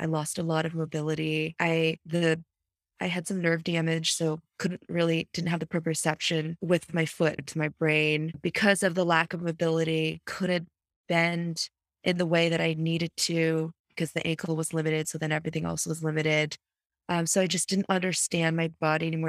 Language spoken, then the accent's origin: English; United States; I'm proud of being an American